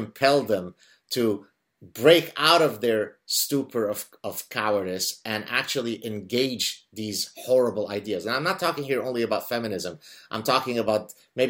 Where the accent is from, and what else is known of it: Lebanon; now in North America